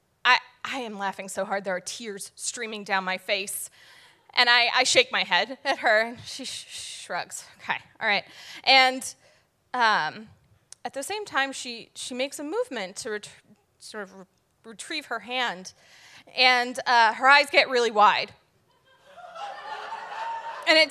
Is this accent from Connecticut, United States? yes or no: yes; Connecticut, United States; now in Providence, United States; I'm from Connecticut